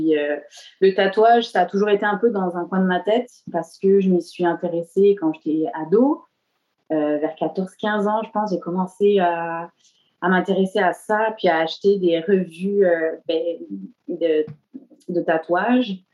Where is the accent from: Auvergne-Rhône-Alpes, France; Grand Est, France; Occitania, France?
Occitania, France; the Cévennes; moved away as an adult; also born or lived in Montpellier, France; now in Montreal, Canada; j'ai grandi euh, dans le sud de la France, majoritairement, euh, dans les Cévennes. et puis, plus tard, ben, pour mes études supérieures, je suis allée, à, j'ai déménagé à Montpellier, donc en ville.